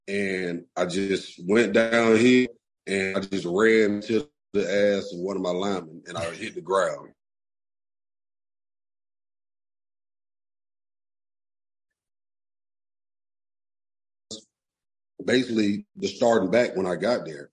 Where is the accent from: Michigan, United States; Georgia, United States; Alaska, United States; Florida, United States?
Georgia, United States; Atlanta; I grew up in Adamsville